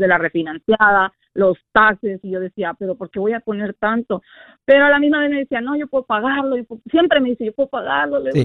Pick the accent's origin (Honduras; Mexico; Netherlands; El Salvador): Honduras; soy de Honduras